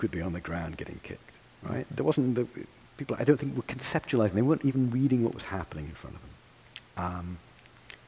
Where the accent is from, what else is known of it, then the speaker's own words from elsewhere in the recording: United Kingdom; accent: British; moved away as an adult; also born or lived in Boston; now in Ann Arbor, United States; When I was growing up in Britain